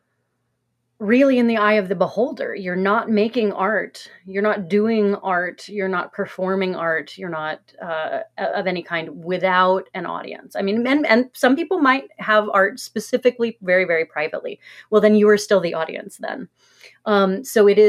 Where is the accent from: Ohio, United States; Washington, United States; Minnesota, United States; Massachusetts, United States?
Ohio, United States; Cincinnati; I'm from Cincinnati